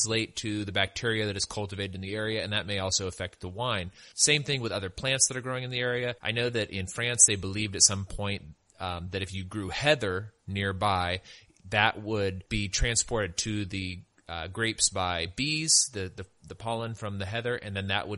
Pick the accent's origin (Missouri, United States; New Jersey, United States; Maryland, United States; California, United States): California, United States; I'm from California, and my family used to go up to Apple Hill and go apple picking all the time.